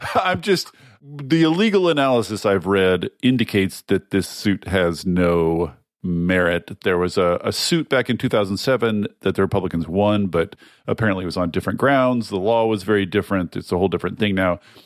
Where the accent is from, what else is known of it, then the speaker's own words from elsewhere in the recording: Washington, United States; my home state of Washington